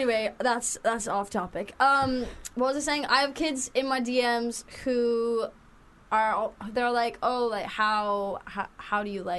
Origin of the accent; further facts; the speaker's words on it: North Carolina, United States; also born or lived in Latvia; when I was 18 years old from Latvia, where I spent my high school years, which is where I'm not from. I'm from North Carolina in the United States of America.